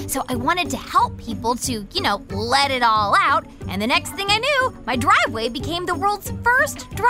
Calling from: Marietta, Georgia, United States; I live in Marietta, Georgia.

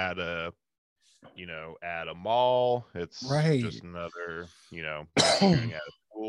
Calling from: Erie, Pennsylvania, United States; I'm coming from Erie, Pennsylvania, Northwest PA. We have a fairly large high school here

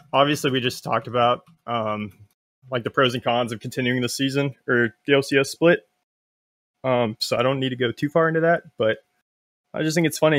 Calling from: Jacksonville, Florida, United States; I'm calling from Jacksonville, Florida.

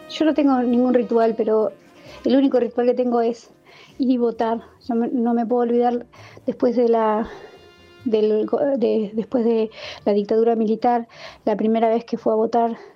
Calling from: Villa Martelli, Buenos Aires Province, Argentina; de Martelli, ….

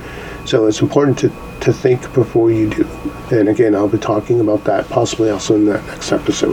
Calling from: Canada; actually I'm calling from Canada.

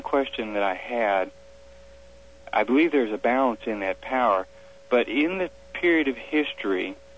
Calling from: Fort Smith, Arkansas, United States; From Fort Smith, Arkansas.

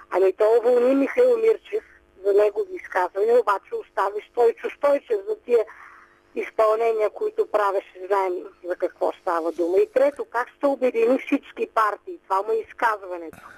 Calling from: Sofia, Sofia City, Bulgaria; от София съм

